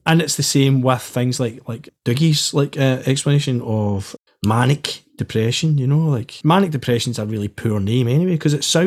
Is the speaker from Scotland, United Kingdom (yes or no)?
yes; Glasgow, Scotland, United Kingdom; I grew up in the East End of Glasgow.